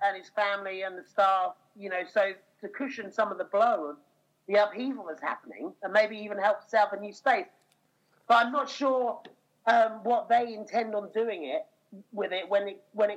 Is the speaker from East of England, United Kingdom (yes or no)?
yes; Norfolk, East of England, United Kingdom; I grew up in Norfolk